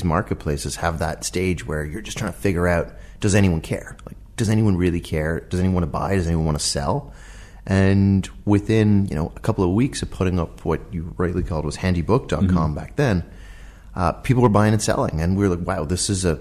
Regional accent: Dublin, Leinster, Ireland; moved away as an adult; also born or lived in Boston; I'm from Dublin, from Ireland

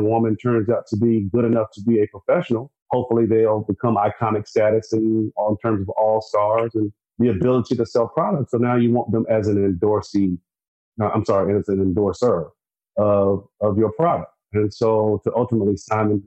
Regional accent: South Carolina, United States; I'm from South Carolina

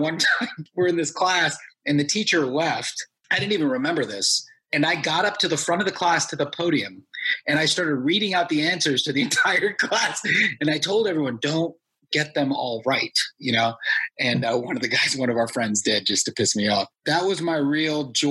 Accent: United States; I'm first generation Indian American

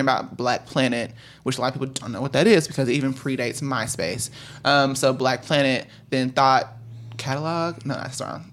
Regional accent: DeSoto, Texas, United States; moved away; also born or lived in Chicago; I am from DeSoto, Texas

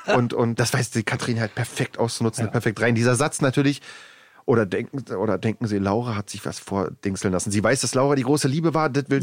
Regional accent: Germany; Ich wohne außerhalb Berlins in einem kleinen Dorf, mein Heimatdorf, da wo ich auch äh, äh, aufgewachsen bin

